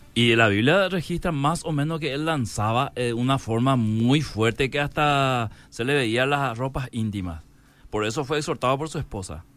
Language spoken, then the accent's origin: Spanish; Paraguay